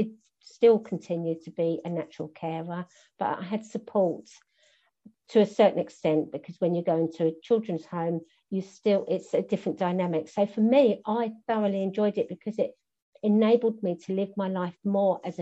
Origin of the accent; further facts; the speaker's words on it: Bromley, London, United Kingdom; also born or lived in Penge / Beckenham / Orpington / Thornton Heath; I was all around, generally, the borough of Bromley, apart from 3 years.